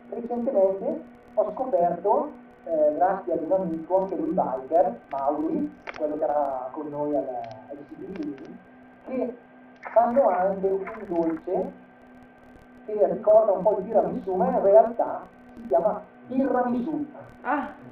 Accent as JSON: {"language": "Italian", "area": "province of Bergamo", "region": "Lombardy", "country": "Italy", "said": "qui dalle nostre parti, che parlo della provincia di Bergamo"}